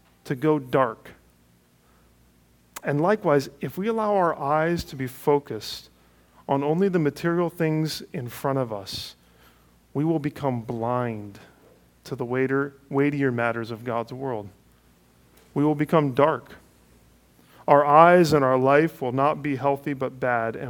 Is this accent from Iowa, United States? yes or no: no; Cleveland, Ohio, United States; moved away; Cleveland is my hometown